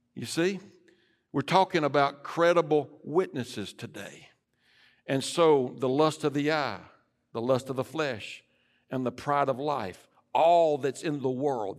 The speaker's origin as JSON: {"language": "English", "country": "United States", "said": "I am an American, but I'm a Christian first"}